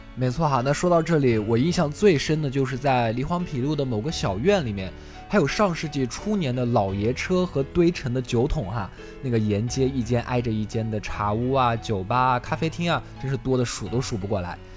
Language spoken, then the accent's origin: Chinese; Xinjiang, China; moved away as an adult; now in Wuhan, China; 我的家乡是新疆， 咱们都算是北方的孩子